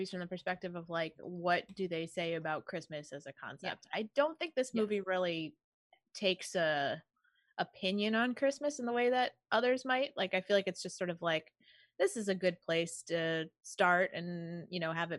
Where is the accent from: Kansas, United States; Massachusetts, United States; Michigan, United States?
Massachusetts, United States; Boston; We're from Boston.